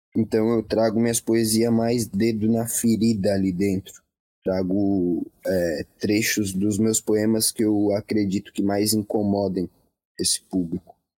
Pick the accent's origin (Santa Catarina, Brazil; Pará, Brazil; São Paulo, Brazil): Santa Catarina, Brazil; Laguna; Eu venho de Laguna, uma cidade com menos de 50 mil habitantes